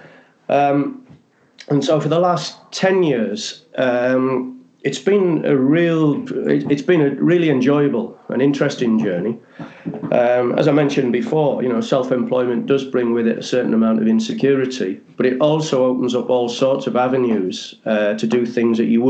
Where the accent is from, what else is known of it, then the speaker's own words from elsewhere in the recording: the Northeast, North East England, United Kingdom; I'm from the Northeast, as you can probably gather